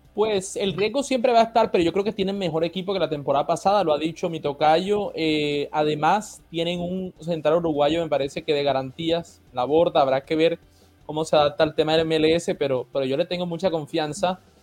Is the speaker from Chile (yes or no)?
no; Colombia; la sangre colombiana